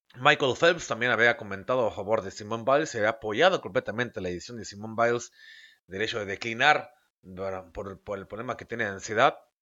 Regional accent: Mexico; voy a hablar como mexicano

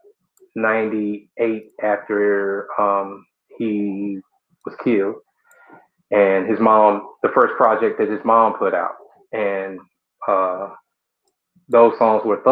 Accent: College Park, Georgia, United States; from Atlanta, the College Park, Georgia area, a little bit south of the city

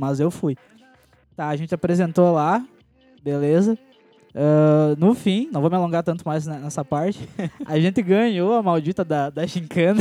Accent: Rio Grande do Sul, Brazil; é uma tradição daqui, né? Uma dança daqui, do Rio Grande do Sul

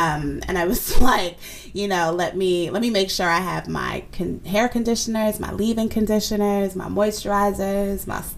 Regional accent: United States; yes, I was born and raised in America, but I can't deny the duality of my identity. I was raised in a Nigerian home that happens to be located in America.

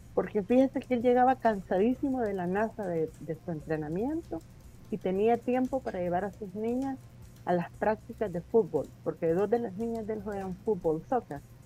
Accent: El Salvador; moved away as an adult; also born or lived in United States; muchos salvadoreños

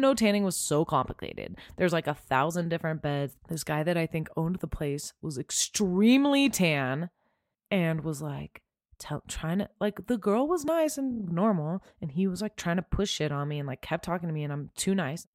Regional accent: Southern California, United States; I grew up in Southern California

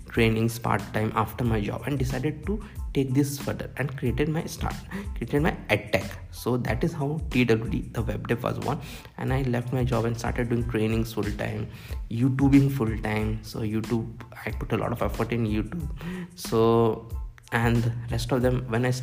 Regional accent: Bhopal, Madhya Pradesh, India; moved away as an adult; also born or lived in Bangalore / Mumbai; But I decided to start from my hometown of Bhopal.

